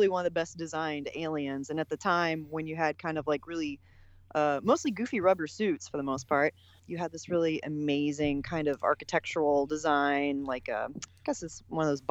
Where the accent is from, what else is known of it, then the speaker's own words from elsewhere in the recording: West Virginia, United States; now in Austin, United States; I am originally from West Virginia. I now live in Austin, Texas